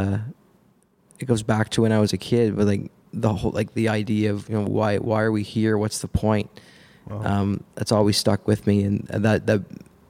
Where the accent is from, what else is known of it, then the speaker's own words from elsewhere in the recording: Nova Scotia, Canada; moved away as an adult; now in Hamilton, Canada; I'm from Nova Scotia originally